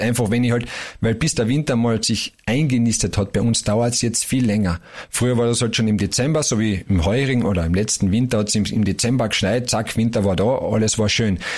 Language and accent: German; Carinthia, Austria; Wir haben aber in Kärnten das Glück